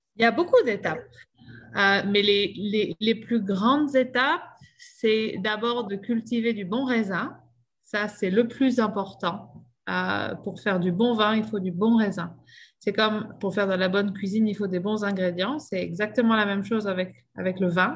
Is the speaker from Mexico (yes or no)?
no; Bordeaux, Nouvelle-Aquitaine, France; moved away as an adult; now in Okanagan, Canada; Je viens de Bordeaux, en France.